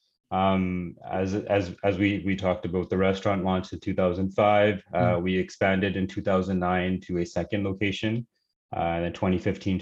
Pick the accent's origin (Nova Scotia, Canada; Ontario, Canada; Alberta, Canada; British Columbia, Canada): British Columbia, Canada; Surrey; also born or lived in Pakistan / Los Angeles, California; we've been in Surrey, BC, since 1998. So basically, grown up in Surrey.